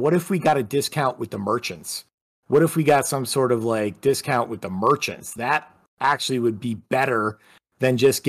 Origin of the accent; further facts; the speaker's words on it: Western New York, United States; I'm from Western New York.